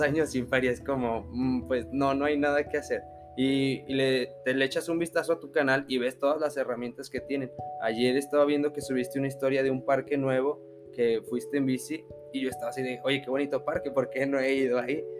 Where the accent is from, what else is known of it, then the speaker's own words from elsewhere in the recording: Mexico; nosotros como mexicanos